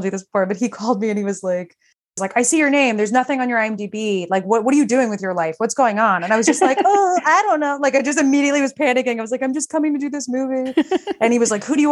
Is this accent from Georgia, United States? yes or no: no; Texas, United States; moved away; I'm from Texas